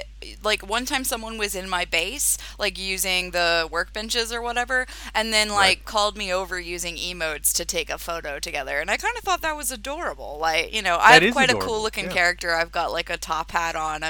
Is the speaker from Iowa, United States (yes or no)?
no; Florida, United States; now in London, United Kingdom; my hometown in Florida